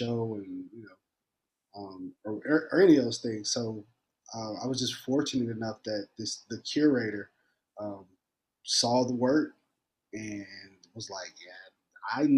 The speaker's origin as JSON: {"language": "English", "region": "Indiana", "country": "United States", "tie": "born or raised there", "moved": "yes", "said": "I grew up in Indiana."}